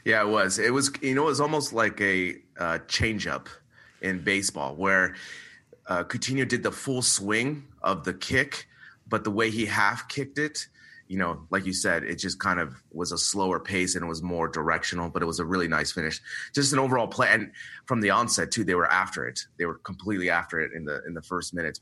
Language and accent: English; United States; we're both American.